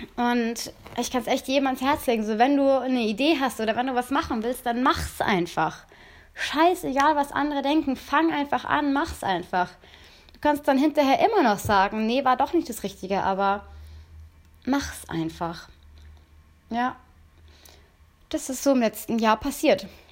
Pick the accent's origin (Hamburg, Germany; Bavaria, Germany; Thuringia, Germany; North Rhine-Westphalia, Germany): Bavaria, Germany; near Munich; ich komme ja aus Bayern, also aus, in der Nähe von München